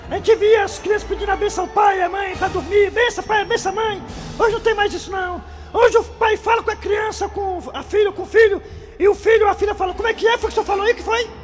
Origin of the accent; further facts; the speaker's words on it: Ceará, Brazil; Eu sou cearense, eu moro aqui há 12 anos.